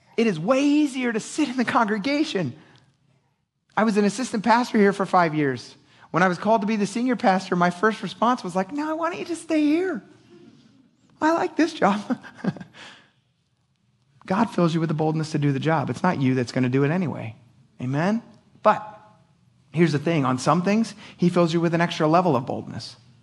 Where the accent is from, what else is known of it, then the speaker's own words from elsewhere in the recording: Philadelphia, Pennsylvania, United States; I'm an idiot from Philadelphia